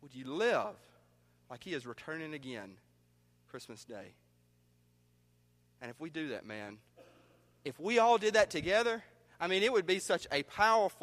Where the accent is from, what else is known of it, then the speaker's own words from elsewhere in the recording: New Albany, United States; moved away; my hometown of New Albany